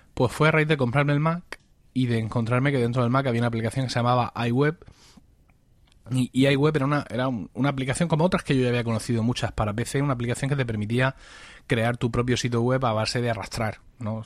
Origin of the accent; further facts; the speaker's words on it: Blanca, Region of Murcia, Spain; en mi pueblo, en, en Blanca, un pequeño pueblo de, de la región de Murcia